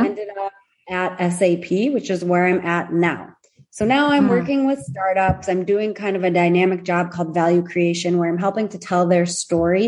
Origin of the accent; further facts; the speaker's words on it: Michigan, United States; accent: Midwestern; now in Tel Aviv, Israel; I'm originally from Michigan, so you might hear a good Midwestern accent